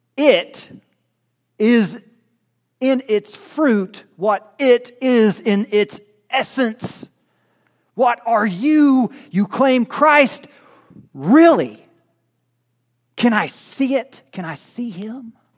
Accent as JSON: {"language": "English", "region": "Oklahoma", "country": "United States", "said": "I'm from Oklahoma"}